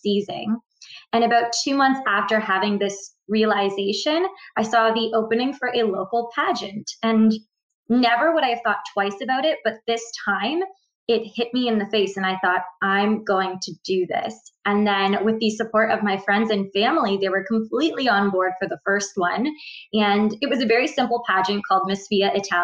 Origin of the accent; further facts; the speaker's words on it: Ontario, Canada; I'm from Ontario, Canada. I'm actually at the most southern border of Ontario, Canada, across from Detroit, Michigan.